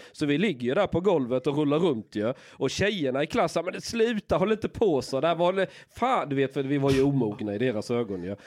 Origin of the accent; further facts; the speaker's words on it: Skåne, Sweden; jag växte upp i Skåne